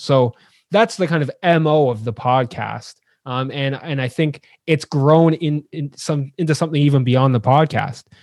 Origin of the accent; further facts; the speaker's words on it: Ajax, Ontario, Canada; now in London, Ontario, Canada; I was born in Ajax, Ontario, which is the other side of Toronto